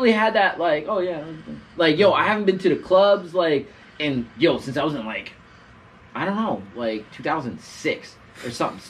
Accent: New Jersey, United States; I'm from Jersey.

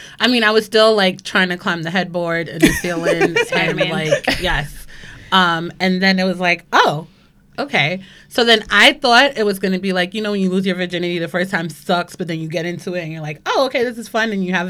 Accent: New York City, New York, United States; I'm from the Bronx. Mm-hmm. Born and raised? Born and raised in a boogie down.

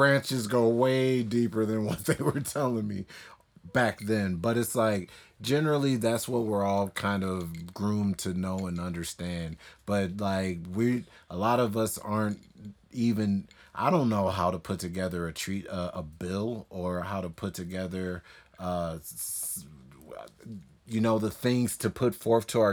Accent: United States; accent: American; an African American whose parents were, you know, fleeing war and civil war in Liberia

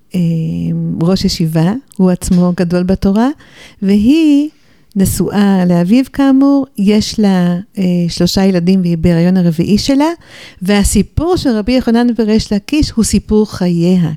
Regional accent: Jerusalem, Jerusalem District, Israel; also born or lived in New York, United States / Golan Heights / Beit She'an Valley / Beit El; נולדתי בירושלים. גדלתי בירושלים ובניו יורק לסירוגין, כי הוריי היו קשורים גם לאמריקה, אז נסענו הלוך וחזור

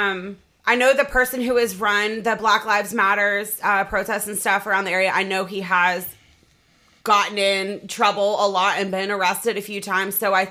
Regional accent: Norfolk, Virginia, United States; I'm from Norfolk, so it's a regular

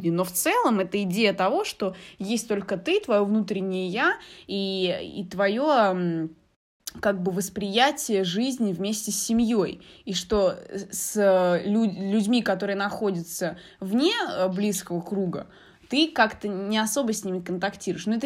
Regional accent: Algeria; moved away; у нас я из Алжира, вот э, у меня есть подруги из детства. Мы вот на одном районе все живем, мы с детства вместе

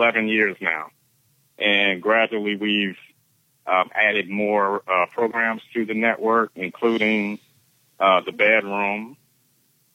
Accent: Beaufort, South Carolina, United States; my hometown of Beaufort, South Carolina

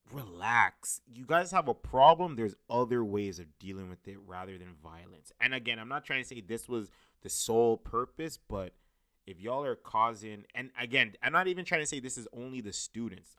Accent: Brampton, Ontario, Canada; my hometown Brampton

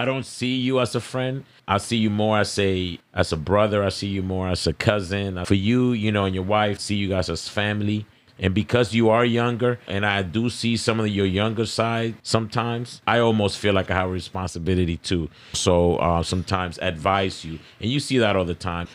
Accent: Dominican Republic; I'm Dominican

